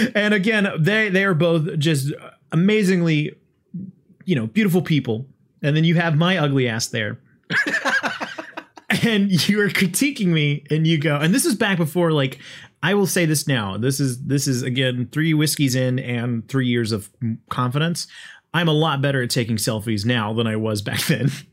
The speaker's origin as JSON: {"language": "English", "country": "United States", "said": "me being an American"}